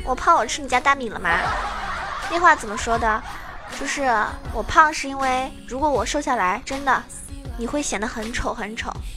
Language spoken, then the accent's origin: Chinese; Zhejiang, China; 因为我是浙江人